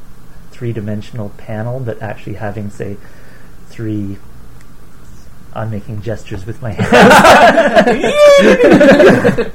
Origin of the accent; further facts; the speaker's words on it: Guelph, Ontario, Canada; also born or lived in Toronto; now in Vancouver, Canada; I moved from Guelph to Toronto